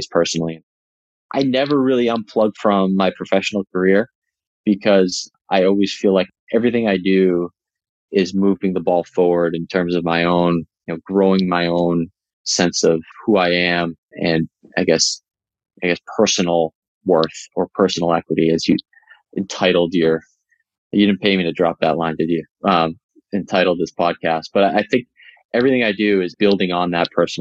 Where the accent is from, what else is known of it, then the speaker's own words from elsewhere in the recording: Boston, Massachusetts, United States; moved away as an adult; also born or lived in Tennessee; now in Bay Area, United States; I grew up in the Boston area